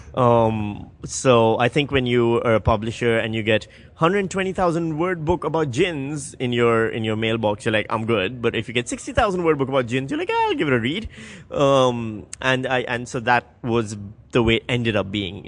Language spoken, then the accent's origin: English; Karachi, Sindh, Pakistan; moved away; we grew up in Karachi.